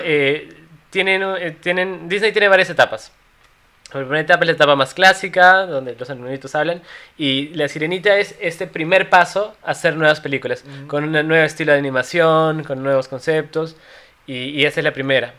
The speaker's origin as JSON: {"language": "Spanish", "region": "Cusco", "country": "Peru", "said": "somos cusqueños"}